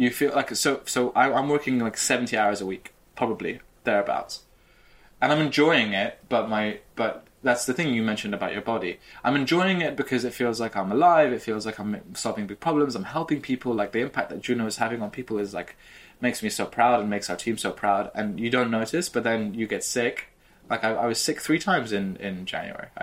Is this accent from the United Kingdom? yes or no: yes; United Kingdom; I'm British